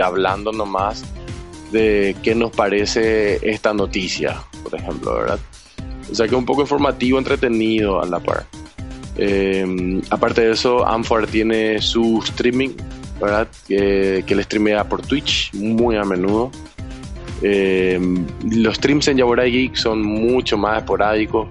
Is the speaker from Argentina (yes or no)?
no; Paraguay; acá en Paraguay